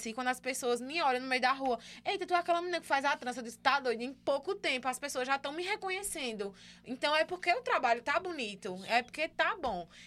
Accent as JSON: {"language": "Portuguese", "town": "Caruaru", "region": "Pernambuco", "country": "Brazil", "tie": "born or raised there", "said": "caruaruense, é. é. Sou natural de Caruaru."}